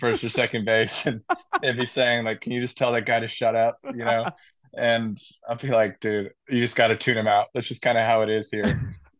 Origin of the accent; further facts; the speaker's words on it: San Diego, California, United States; growing up in San Diego